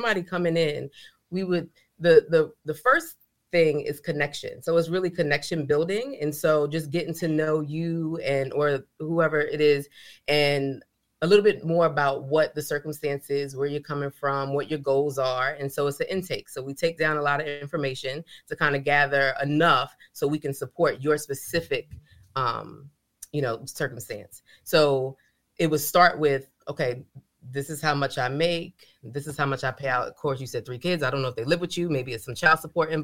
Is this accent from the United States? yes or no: yes; New York City, New York, United States; accent: New York; also born or lived in Bronx, New York; now in Fayetteville, United States; I grew up in New York and we didn't talk about finances in my household